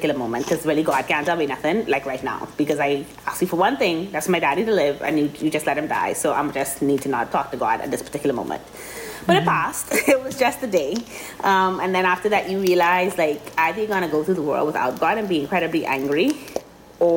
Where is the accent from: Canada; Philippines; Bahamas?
Bahamas; Grand Bahama; also born or lived in Miami; I grew up in Christ the King in Grand Bahama